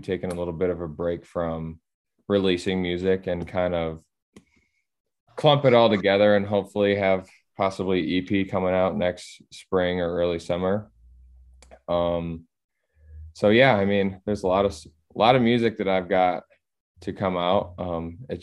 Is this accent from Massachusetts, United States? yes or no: no; Battle Creek, Michigan, United States; my hometown is called Battle Creek